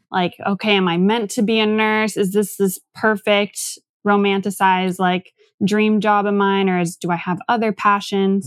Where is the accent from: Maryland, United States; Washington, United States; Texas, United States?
Washington, United States; Tacoma; now in Seattle, United States; I'm from Tacoma originally. Went to school all in that area